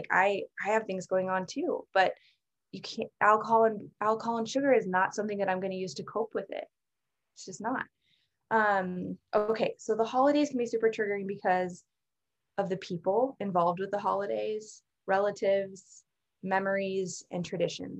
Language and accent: English; Alaska, United States; moved away; also born or lived in San Francisco; I'm from Alaska